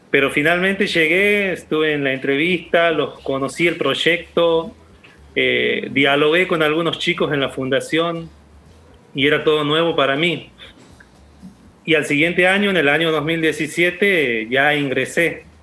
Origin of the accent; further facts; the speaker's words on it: Santiago del Estero, Argentina; el único profesorado, es en Tintina el único profesorado que hay. La ciudad más cercana de mi pueblo.